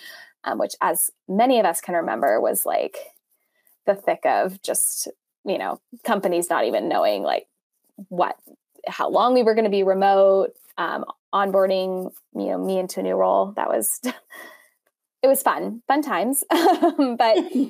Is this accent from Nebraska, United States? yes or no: no; Los Angeles, California, United States; also born or lived in Durham, North Carolina; And I am from Los Angeles originally, lived here most of my life